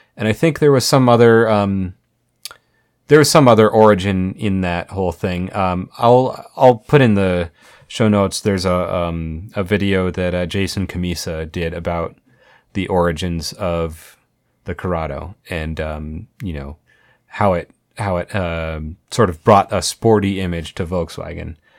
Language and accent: English; Colorado Springs, Colorado, United States; I grew up in Colorado Springs